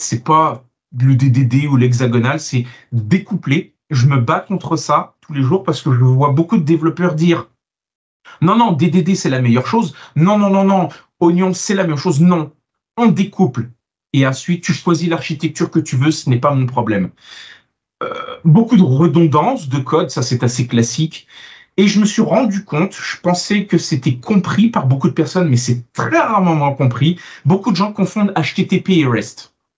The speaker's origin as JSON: {"language": "French", "country": "France", "tie": "born or raised there", "also_born_or_lived": "Italy", "moved": "yes", "lives_now": "Canada", "said": "je suis franco-italo-canadien, donc je suis italien, né en France et j'ai immigré au Canada et ça fait de moi maintenant un Canadien."}